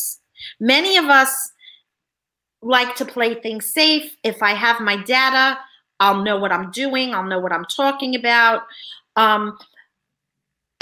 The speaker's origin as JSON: {"language": "English", "region": "New York", "country": "United States", "said": "I'm from New York"}